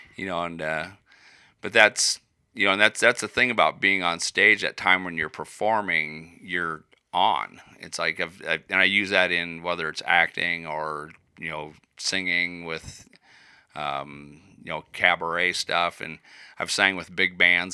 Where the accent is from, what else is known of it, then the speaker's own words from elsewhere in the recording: Iowa, United States; moved away as an adult; also born or lived in Colorado; I was born in Iowa